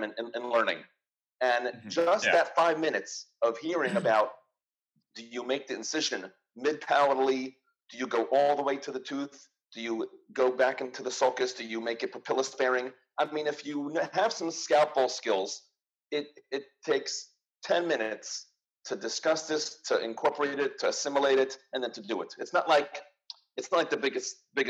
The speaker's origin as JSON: {"language": "English", "region": "New York", "country": "United States", "said": "I am a New Yorker"}